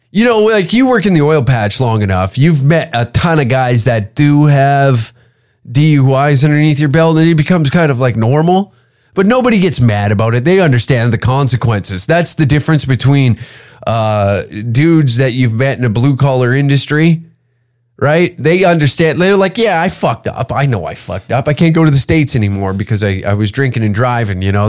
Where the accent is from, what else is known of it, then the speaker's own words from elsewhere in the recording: Canada; As a Canadian